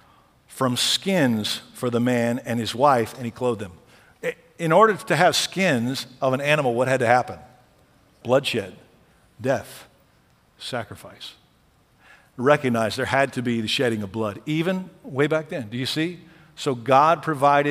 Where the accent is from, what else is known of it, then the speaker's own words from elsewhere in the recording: Lockhart, Texas, United States; I grew up in Lockhart, Texas, barbecue capital of the world